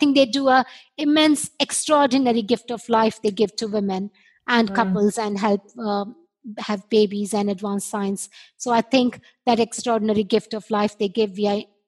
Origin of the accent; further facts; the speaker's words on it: India; moved away; I was born and brought up in India